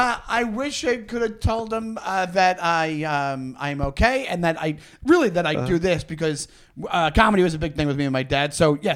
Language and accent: English; Long Island, New York, United States; I'm from Long Island